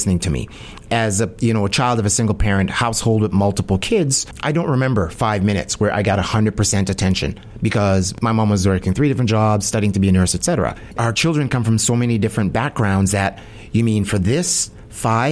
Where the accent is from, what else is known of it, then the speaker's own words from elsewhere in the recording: Jamaica; now in Winnipeg, Canada; I'm Jamaican